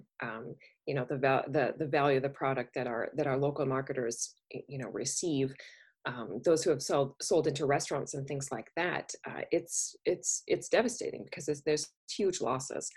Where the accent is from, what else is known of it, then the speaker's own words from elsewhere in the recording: Minnesota, United States; moved away as an adult; also born or lived in Wisconsin; although I was born and raised in Minnesota, I grew up in Wisconsin. That's where I moved to go to University of Wisconsin-Madison at 18